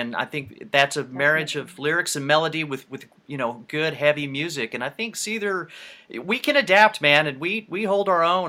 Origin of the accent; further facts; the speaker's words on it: United States; I'm from the States.